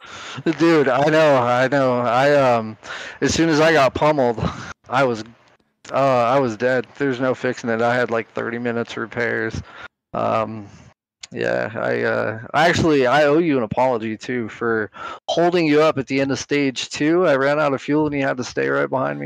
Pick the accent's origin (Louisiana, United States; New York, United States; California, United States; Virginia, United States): California, United States; San Bernardino; moved away as an adult; also born or lived in North Carolina; now in New Mexico, United States; I grew up in San Bernardino, California. for about nineteen years, uh, lived in North Carolina after that for a while. Ended up here in New Mexico